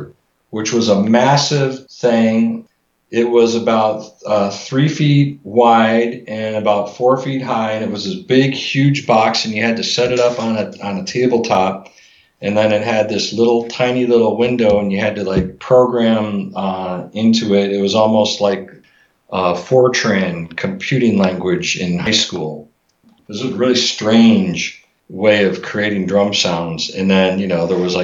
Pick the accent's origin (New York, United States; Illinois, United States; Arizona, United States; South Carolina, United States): Illinois, United States; Chicago; I'm from Chicago area